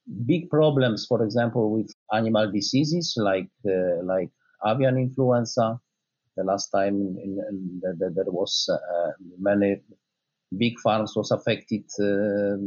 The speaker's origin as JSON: {"language": "English", "country": "Poland", "said": "my home country, Poland"}